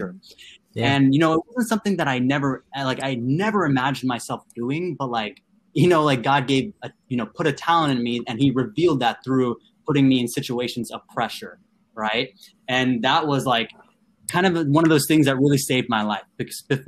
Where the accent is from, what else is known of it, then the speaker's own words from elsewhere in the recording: Vancouver, Washington, United States; also born or lived in Andhra Pradesh, India / East Coast, United States; I'm from Vancouver, Washington. It's like near Portland.